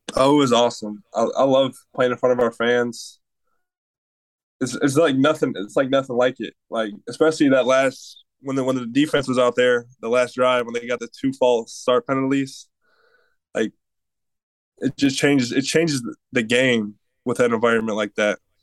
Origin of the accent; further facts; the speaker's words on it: Michigan, United States; moved away; I'm from Michigan